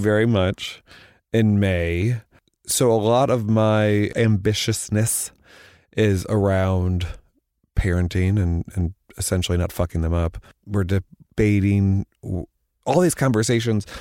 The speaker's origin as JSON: {"language": "English", "region": "Missouri", "country": "United States", "moved": "yes", "lives_now": "New York, United States", "said": "I'm from Missouri."}